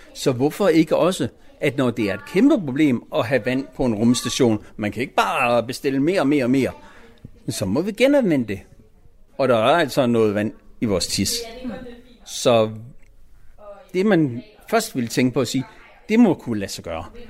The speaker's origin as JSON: {"language": "Danish", "country": "Denmark"}